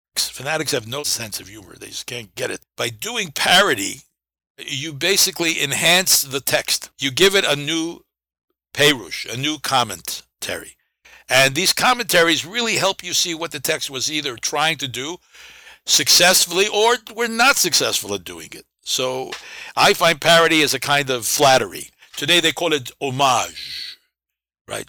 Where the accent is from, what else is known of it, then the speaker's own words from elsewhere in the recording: New York City, New York, United States; When I grew up in the Bronx and Brooklyn